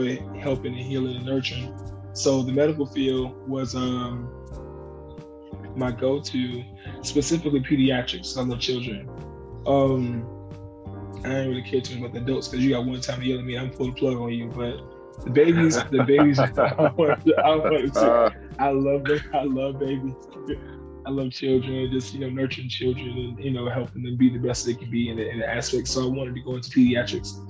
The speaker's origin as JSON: {"language": "English", "town": "Jacksonville", "region": "Florida", "country": "United States", "also_born_or_lived": "Orlando, Florida", "said": "I'm from Jacksonville, Florida"}